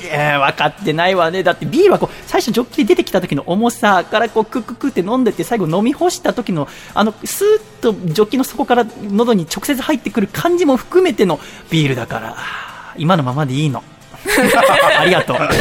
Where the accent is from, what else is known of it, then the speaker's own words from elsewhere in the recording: Yokohama, Kanagawa, Japan; 横浜の私の実家